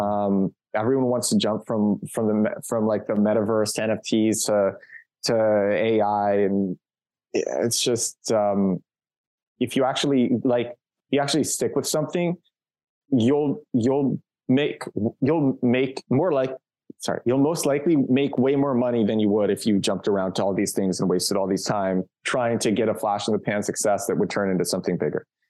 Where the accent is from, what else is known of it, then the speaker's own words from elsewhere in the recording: New York City, New York, United States; moved away as an adult; also born or lived in Kyiv, Ukraine / Barcelona, Spain; now in Warsaw, Poland; I'm from Brooklyn